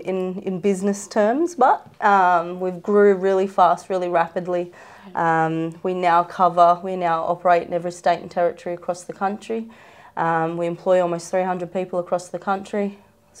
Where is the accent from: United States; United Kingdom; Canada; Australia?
Australia; Darug land, New South Wales; I'm a proud Wiradjuri woman, but born and raised on Darug land